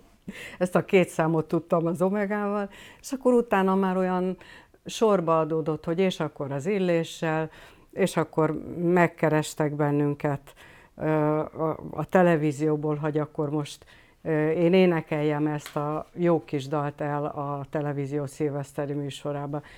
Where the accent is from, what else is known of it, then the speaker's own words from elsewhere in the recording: Hungary; ide vagyok nőve ehhez a dologhoz. Tehát egyrészt, a, eh, egyrészt az anyanyelvemhez